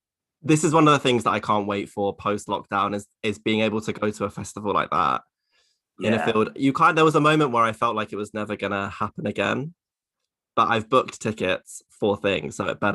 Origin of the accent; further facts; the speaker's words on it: Maidstone, South East England, United Kingdom; moved away; I came from Maidstone in Kent, which is famously the least gay place in the universe.